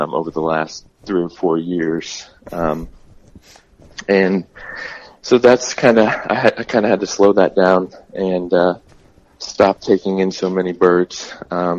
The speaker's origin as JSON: {"language": "English", "region": "South Central Missouri", "country": "United States", "tie": "born or raised there", "moved": "yes", "lives_now": "Arizona, United States", "said": "I grew up in South Central Missouri"}